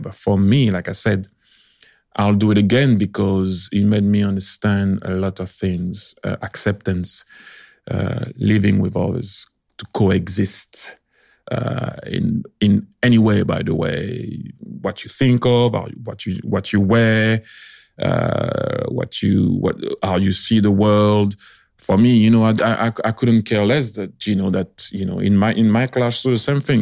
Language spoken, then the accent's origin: English; France; I was born in France